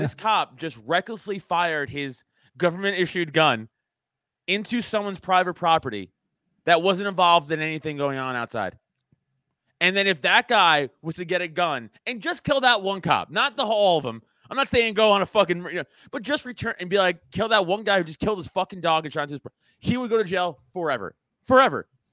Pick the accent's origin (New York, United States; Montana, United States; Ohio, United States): New York, United States; New York City; I growing up in Staten Island, it's, it's a conservative borough